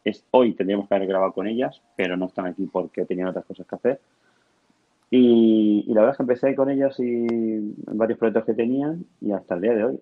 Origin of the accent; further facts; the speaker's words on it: Alicante, Valencian Community, Spain; also born or lived in Murcia; yo soy de Alicante